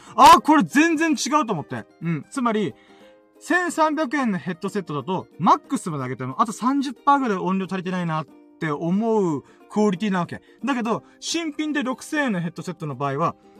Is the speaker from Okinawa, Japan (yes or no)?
yes; Okinawa, Japan; まあ僕、うちなんち沖縄出身だし、沖縄住んでっから